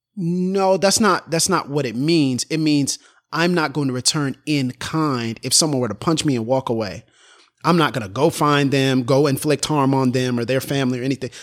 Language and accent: English; Florida, United States; moved away; I'm from Florida